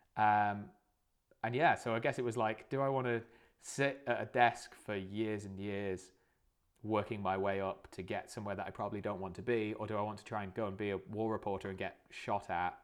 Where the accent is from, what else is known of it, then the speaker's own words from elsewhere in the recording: Lake District, North West England, United Kingdom; I grew up in the Lake District